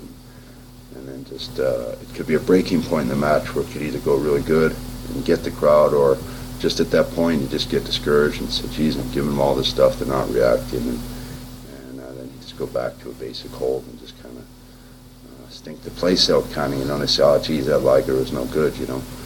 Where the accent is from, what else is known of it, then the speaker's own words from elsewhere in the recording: Canada; I came out as a Canadian